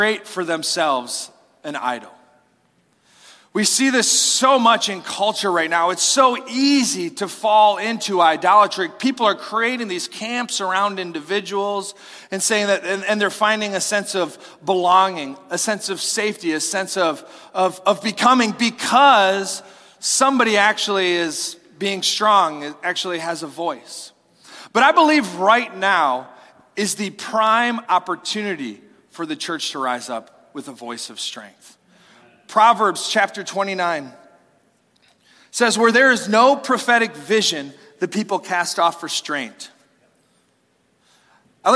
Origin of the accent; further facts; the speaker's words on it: United States; as an American